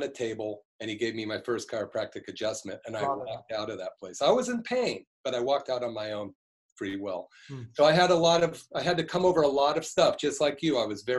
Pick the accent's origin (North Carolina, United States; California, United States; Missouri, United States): California, United States; Berkeley; I grew up in Berkeley in the 60s